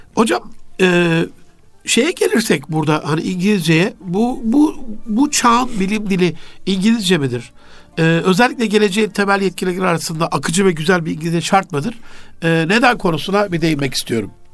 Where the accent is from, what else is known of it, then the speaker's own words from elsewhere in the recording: Turkey; bir Türk olarak